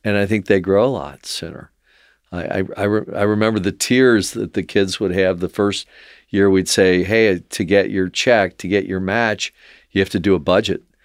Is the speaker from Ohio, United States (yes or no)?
yes; Cincinnati, Ohio, United States; growing up in Mount Lookout